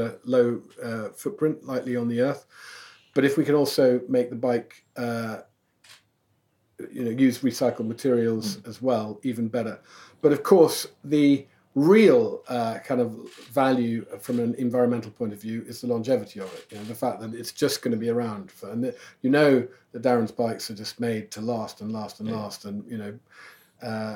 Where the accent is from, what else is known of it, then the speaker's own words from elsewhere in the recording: Gloucestershire, South West England, United Kingdom; moved away; also born or lived in London; growing up in Gloucestershire, my mum and dad moved there about 1970. They moved out of London